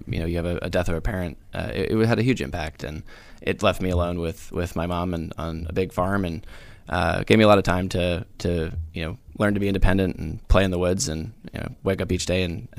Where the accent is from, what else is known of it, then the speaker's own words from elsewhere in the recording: South Carolina, United States; also born or lived in Rhode Island / Virginia; I'm from two places. I'm from Rhode Island and South Carolina.